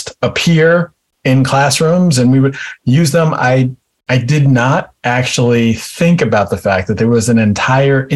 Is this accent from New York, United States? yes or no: yes; White Plains, New York, United States; also born or lived in Maryland; I grew up in White Plains, New York, in a town called Greenberg